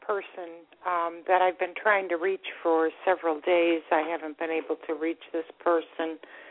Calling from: Florida, United States; I'm from Florida, and I'm so grateful you took my call.

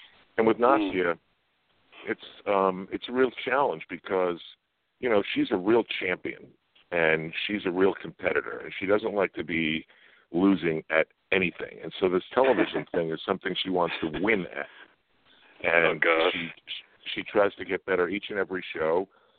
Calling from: Sag Harbor, New York, United States; I'm out on the east end of Long Island in Sag Harbor.

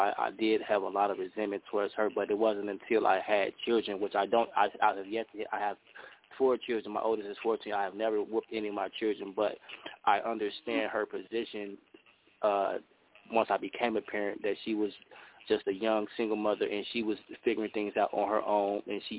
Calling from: Chicago, Illinois, United States; I'm calling in from Chicago.

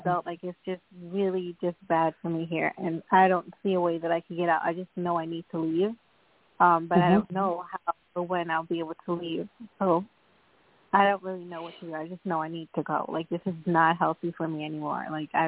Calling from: Long Island, New York, United States; I'm calling from Long Island, New York.

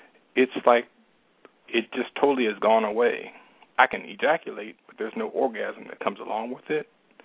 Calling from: Dallas, Texas, United States; I'm calling from Dallas.

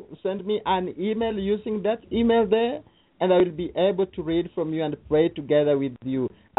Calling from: Kenya; From Kenya. Kenya, not

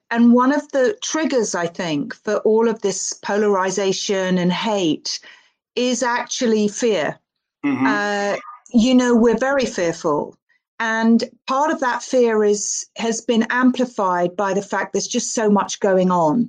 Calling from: London, United Kingdom; I'm joining you from London in the UK.

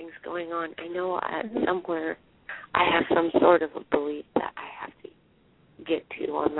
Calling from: Pennsylvania, United States

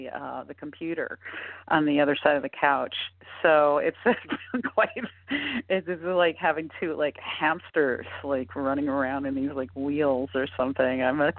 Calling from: Tacoma, Washington, United States; I'm calling from Tacoma, Washington.

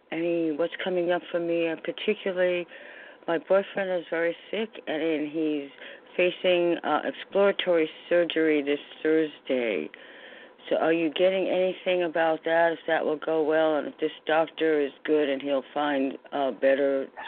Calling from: New York, United States; from New York.

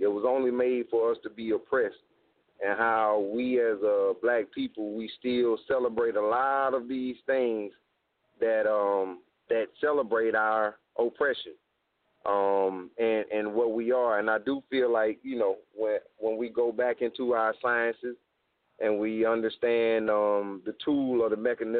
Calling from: South Carolina, United States; I'm calling from South Carolina, and I'm part of the Hinesu Repat Nation family

